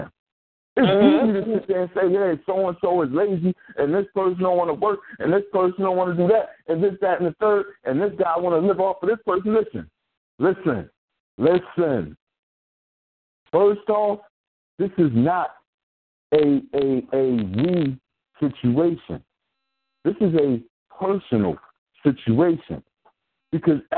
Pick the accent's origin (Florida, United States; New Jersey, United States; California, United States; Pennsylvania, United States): Pennsylvania, United States; Philadelphia; I grew up in, I'm from North Philly.